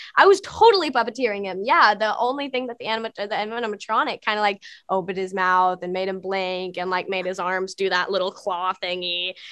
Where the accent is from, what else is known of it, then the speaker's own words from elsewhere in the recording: Texas, United States; I'm from Texas, Southern manners